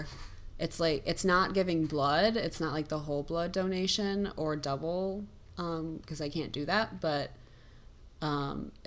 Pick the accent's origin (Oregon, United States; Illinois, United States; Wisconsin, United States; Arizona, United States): Wisconsin, United States; Madison; moved away as an adult; now in Los Angeles, United States; we grew up in Madison, which has a free zoo called the Henry Vilas Zoo